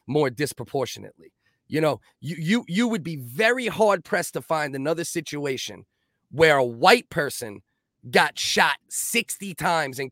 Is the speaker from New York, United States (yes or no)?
yes; New York City, New York, United States; I got whooped by cops growing up many times. I grew up in the Giuliani era